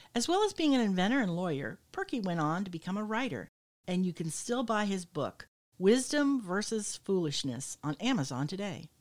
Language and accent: English; Michigan, United States; moved away; I come from Michigan where it's, it's flat as a pancake